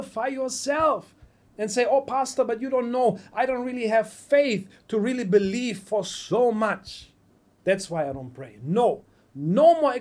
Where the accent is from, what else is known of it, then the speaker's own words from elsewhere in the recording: Germany; English is a second language; moved away; also born or lived in United States; I'm from Germany